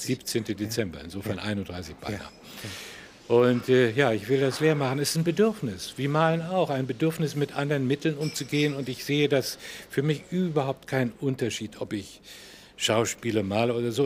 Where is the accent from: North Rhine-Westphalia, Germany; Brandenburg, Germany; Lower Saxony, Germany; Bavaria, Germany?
Brandenburg, Germany; Prenzlau; born or raised there; moved away; also born or lived in Tilsit, East Prussia / Masuria / Berlin